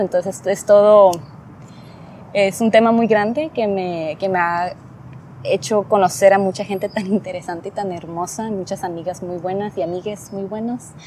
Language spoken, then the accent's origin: Spanish; Rosarito, Baja California, Mexico; crecí en Rosarito, es un área pequeña